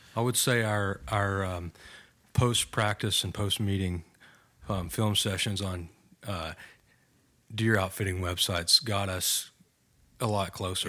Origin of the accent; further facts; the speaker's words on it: Bridgeport, Texas, United States; I am thirty-two years old from, uh, Bridgeport, Texas, small town about an hour